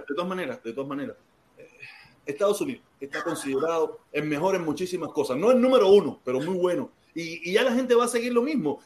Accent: Cuba; moved away as an adult; now in United States; nosotros los cubanos que vivíamos en Cuba y que nos fuimos grandes

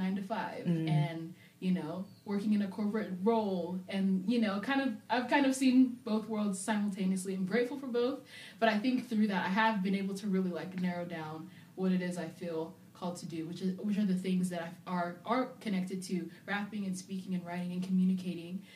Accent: England, United Kingdom; also born or lived in Zambia / Arizona / Atlanta / North Carolina; now in Nashville, United States; I was raised in England, lived there for about 10, 11 years before we moved to America

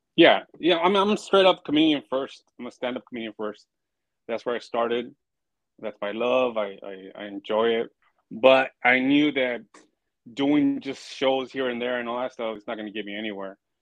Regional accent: Pomona, California, United States; I'm from Pomona

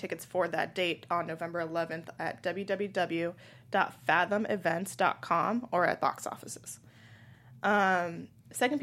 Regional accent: San Francisco, California, United States; I grew up in San Francisco

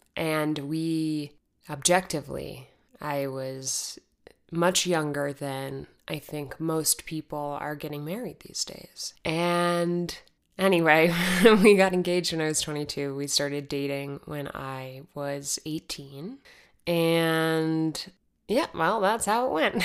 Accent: Arizona, United States; moved away; I'm from Arizona

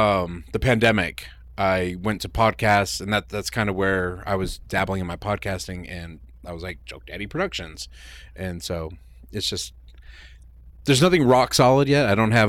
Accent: New York City, New York, United States; first language Spanish; English is a second language; moved away as an adult; now in Tacoma, United States; I'm originally from New York City.

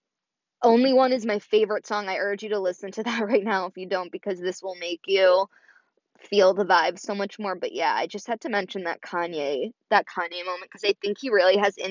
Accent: Chicago, Illinois, United States; I was born in Chicago, and, you know, I definitely have Chicago roots

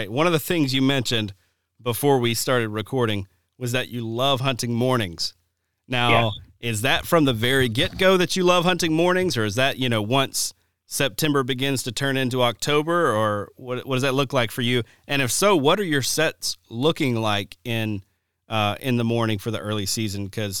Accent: Alabama, United States; now in Wisconsin, United States; when I first moved to Wisconsin, it was amazing. You know, growing up in Alabama, it was like, man, it's really tough to find beds and bedding in general

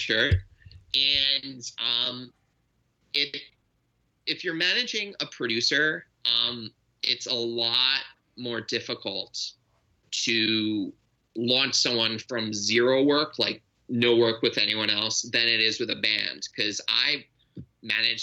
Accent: Long Island, New York, United States; moved away as an adult; also born or lived in Ann Arbor, Michigan; now in Los Angeles, United States; I'm from Long Island. I was born in 81.

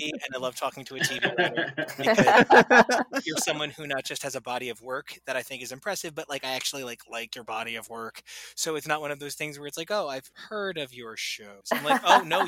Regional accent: Sayreville, New Jersey, United States; I'm from Sayreville, New Jersey

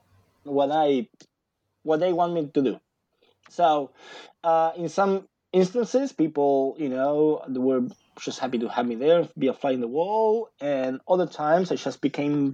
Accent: Buenos Aires Province, Argentina; English is a second language; moved away as an adult; now in United States; I lived in Buenos Aires, in the greater Buenos Aires, okay, for 25 years

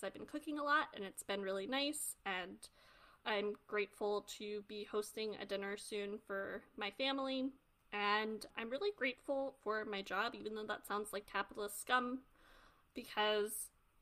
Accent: New York City, New York, United States; I'm a New Yorker

